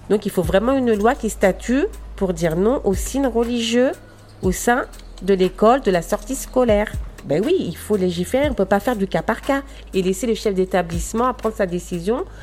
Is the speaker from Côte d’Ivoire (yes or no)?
no; Aubervilliers, Île-de-France, France; je suis née en France et je vis à l'occidental. J'ai vécu euh, bah, toute mon enfance, toute ma jeunesse à Aubervilliers